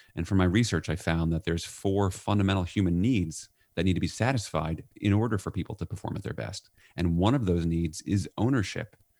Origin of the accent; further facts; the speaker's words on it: New York, United States; I'm from New York